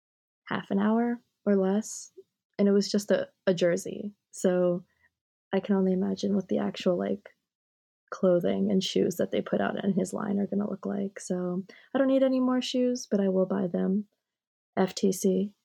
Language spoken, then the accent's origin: English; New York, United States; also born or lived in Japan; now in Florida, United States; Like, yeah, I also grew up in a Haitian household. Like, I was only in Japan till I was 3. But I grew up Haitian in New York. And now I live in Florida.